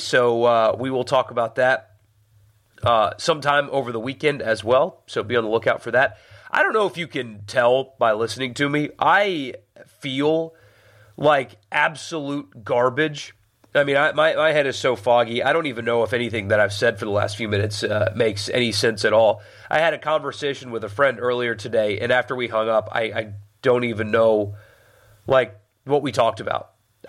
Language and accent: English; South Carolina, United States; moved away; I grew up in South Carolina.